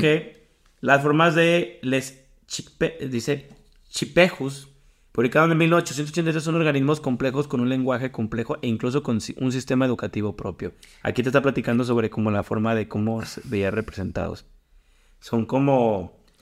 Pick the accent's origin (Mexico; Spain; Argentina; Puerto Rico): Mexico; Como mexicano